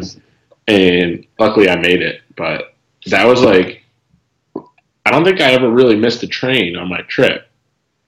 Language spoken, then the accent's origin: English; Philadelphia, Pennsylvania, United States; also born or lived in Turkey; I grew up outside of Philadelphia